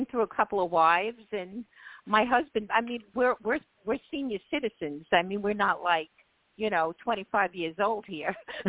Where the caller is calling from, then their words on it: New York, United States; I'm calling from New York, New York.